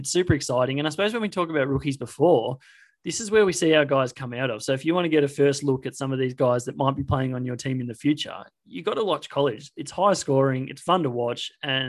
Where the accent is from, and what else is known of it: Australia